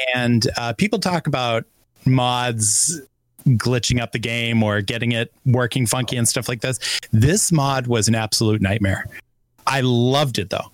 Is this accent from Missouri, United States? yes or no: no; Boston, Massachusetts, United States; as the Bostonian here